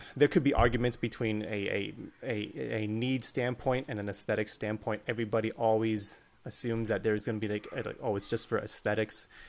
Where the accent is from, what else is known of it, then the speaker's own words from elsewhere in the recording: Northern Virginia, United States; I grew up in Northern Virginia